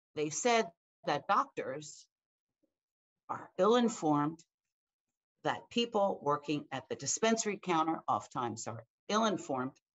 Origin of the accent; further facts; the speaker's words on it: Pennsylvania, United States; my fellow Pennsylvanians